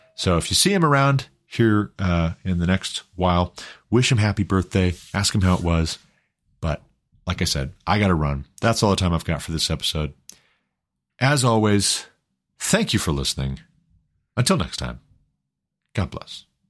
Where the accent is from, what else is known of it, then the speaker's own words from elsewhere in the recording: Glendive, Montana, United States; When I was a kid, growing up in Glendive, Montana